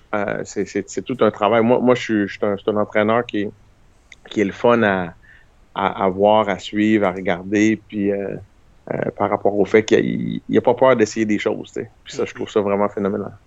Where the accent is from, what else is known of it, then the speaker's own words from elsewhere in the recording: Canada; on est des Canadiens aussi